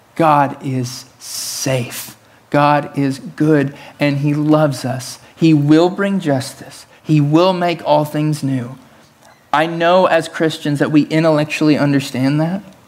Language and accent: English; Tennessee, United States; I was raised in Tennessee, the belt buckle of the Bible Belt, in the South